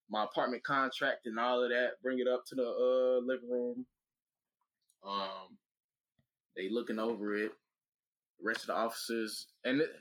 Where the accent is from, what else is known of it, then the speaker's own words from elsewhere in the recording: Atlanta, Georgia, United States; I'm from Atlanta. I know how to work my one.